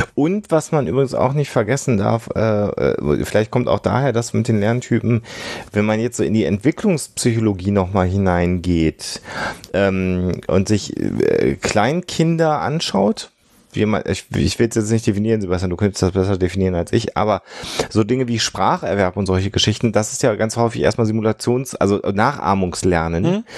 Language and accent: German; Düsseldorf, North Rhine-Westphalia, Germany; ich als Düsseldorfer